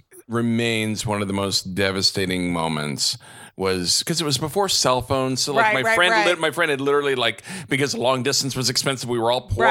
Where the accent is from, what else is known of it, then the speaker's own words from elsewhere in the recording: Texas, United States; I grew up in Texas.